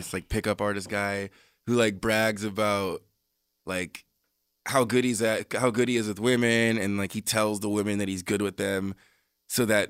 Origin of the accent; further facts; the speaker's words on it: U.S. Virgin Islands; also born or lived in Texas; now in Los Angeles, United States; I grew up in St. Croix, and like all the Jews I met in the first 10 years of my life were there